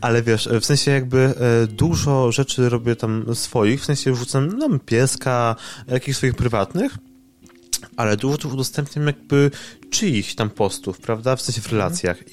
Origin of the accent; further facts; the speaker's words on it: near Wrocław, Lower Silesian Voivodeship, Poland; ja jestem spod Wrocławia i jakby tutaj jakby jestem od e, dziecka